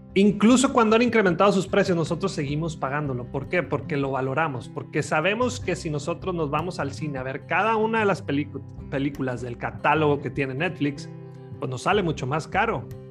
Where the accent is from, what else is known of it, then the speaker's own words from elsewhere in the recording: Los Mochis, Sinaloa, Mexico; yo soy de Los Mochis, Sinaloa